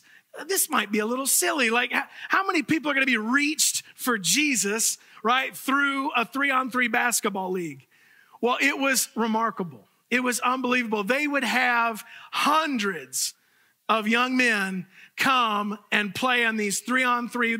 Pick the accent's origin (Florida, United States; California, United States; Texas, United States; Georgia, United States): Florida, United States; Fort Myers; the church that I grew up in Fort Myers, Florida.